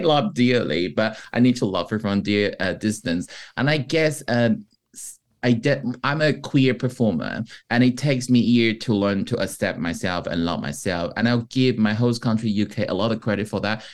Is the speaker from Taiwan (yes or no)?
yes; Taiwan; first language Mandarin; English is a second language; moved away as an adult; now in United Kingdom; being Taiwanese coming from Taiwan